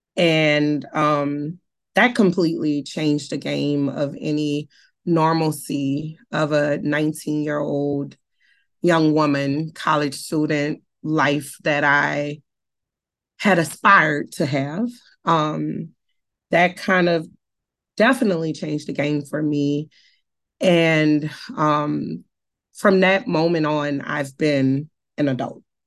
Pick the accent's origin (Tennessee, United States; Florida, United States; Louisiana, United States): Louisiana, United States; New Orleans; I was born and raised in New Orleans. I was born and raised in the heart of the Night Ward